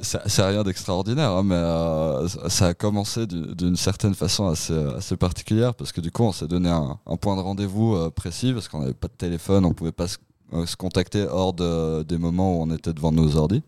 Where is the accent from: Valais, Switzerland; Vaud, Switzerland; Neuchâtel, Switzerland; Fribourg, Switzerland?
Vaud, Switzerland; Montreux; je venais de Montreux à ce, moment-là